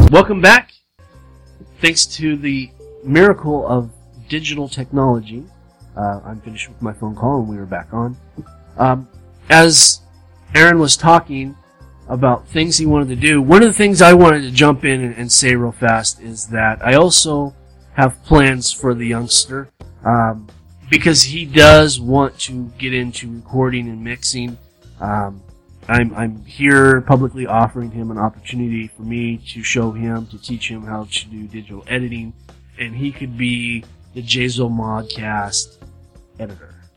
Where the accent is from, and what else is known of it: Southern California, United States; born or raised there; moved away as an adult; also born or lived in Arkansas